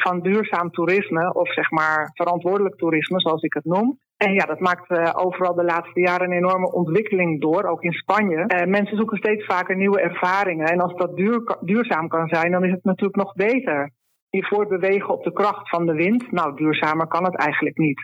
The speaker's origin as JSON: {"language": "Dutch", "country": "Netherlands", "tie": "born or raised there", "moved": "yes", "lives_now": "Andalusia, Spain", "said": "ik heb als kind in Nederland eigenlijk altijd gezeild"}